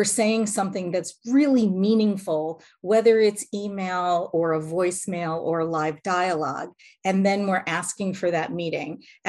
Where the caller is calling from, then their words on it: Lauderdale-by-the-Sea, Florida, United States; Today, I'm in Lauderdale by the Sea, Florida.